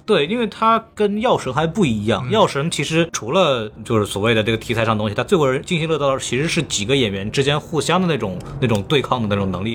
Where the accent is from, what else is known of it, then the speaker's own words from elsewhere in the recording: Jiangnan, China; moved away; 我们可能是一个江南一个不是很有钱的县